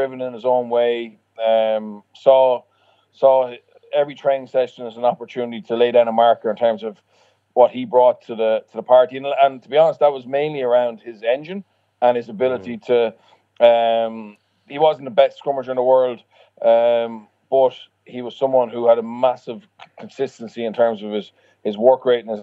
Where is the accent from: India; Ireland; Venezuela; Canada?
Ireland; Leinster; moved away as an adult; also born or lived in France; now in Wales, United Kingdom; Leinster was my home province